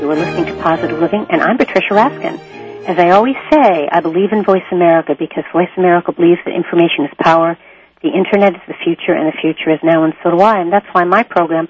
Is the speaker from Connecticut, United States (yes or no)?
yes; Connecticut, United States; my lifelong girlfriend who I grew up with in Connecticut